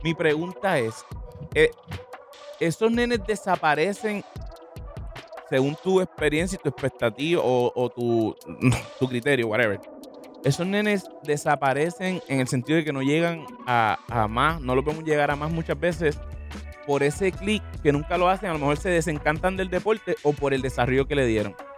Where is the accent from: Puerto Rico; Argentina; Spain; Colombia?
Puerto Rico; Nuestra fisionomía como puertorriqueño es medir 6-3